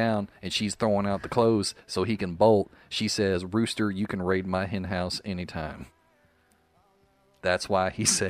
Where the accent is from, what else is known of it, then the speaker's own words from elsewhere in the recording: Northeast Arkansas, United States; accent: Arkansas dialect; moved away as an adult; also born or lived in Memphis / Nashville; now in Tampa Bay area, United States; So my hometown in Arkansas is Northeast Arkansas, right next to the Boot Hill, Missouri.